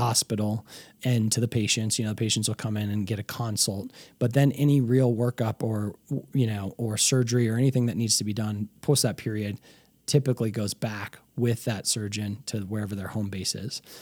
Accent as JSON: {"language": "English", "region": "Colorado", "country": "United States", "tie": "born or raised there", "also_born_or_lived": "Chicago", "said": "I'm a, what they call a native in Colorado"}